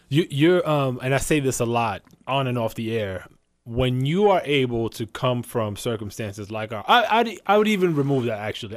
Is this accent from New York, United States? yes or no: yes; New York City, New York, United States; I'm from the Bronx